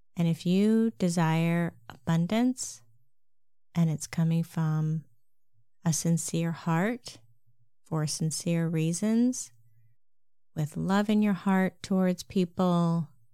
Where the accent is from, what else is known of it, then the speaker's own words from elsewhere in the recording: Lancaster, Pennsylvania, United States; I grew up in Amish country, Lancaster, Pennsylvania